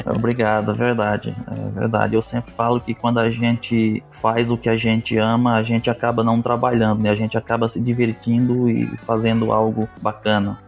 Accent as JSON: {"language": "Portuguese", "region": "Northeast Region", "country": "Brazil", "moved": "as an adult", "lives_now": "Mato Grosso, Brazil", "said": "eu sou nordestino"}